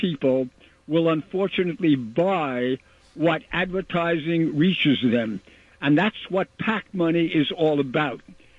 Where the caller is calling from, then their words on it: New York City, New York, United States; Calling from Rockaway Beach.